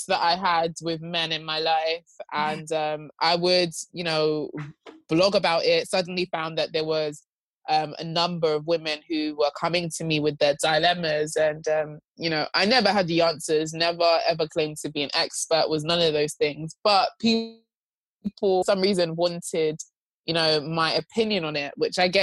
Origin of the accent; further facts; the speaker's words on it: Nigeria; I'm Nigerian